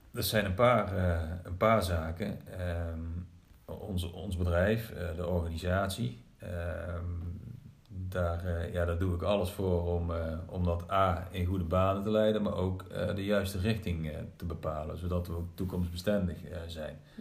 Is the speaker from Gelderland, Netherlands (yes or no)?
yes; Groesbeek, Gelderland, Netherlands; Ik kom uit Groesbeek namelijk, geboren en getogen